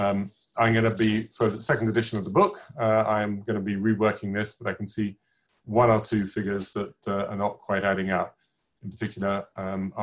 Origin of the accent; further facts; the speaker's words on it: England, United Kingdom; I'm English